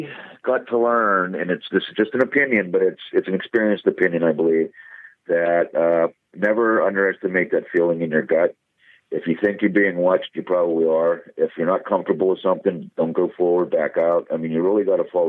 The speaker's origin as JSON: {"language": "English", "region": "Pennsylvania", "country": "United States", "tie": "born or raised there", "said": "it's here it is in my home state"}